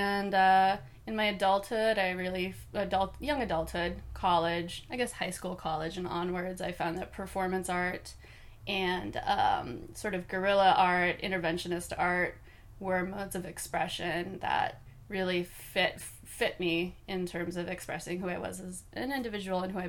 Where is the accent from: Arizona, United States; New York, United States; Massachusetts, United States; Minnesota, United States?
Minnesota, United States; Northwoods of; I was raised in the Northwoods of Minnesota